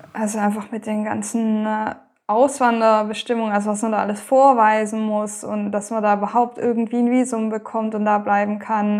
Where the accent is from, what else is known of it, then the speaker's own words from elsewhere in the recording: Baden-Württemberg, Germany; also born or lived in Thuringia; now in Lower Franconia, Germany; Ich komme ursprünglich also ganz ursprünglich aus Thüringen, da bin ich geboren, aufgewachsen in Baden-Württemberg und gerade bin ich in Unterfranken bei Würzburg, Schweinfurt